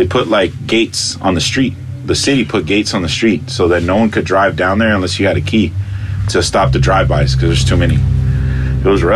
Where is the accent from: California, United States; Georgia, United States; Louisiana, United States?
California, United States; Los Angeles; first language Spanish; English is a second language; I grew up in South Central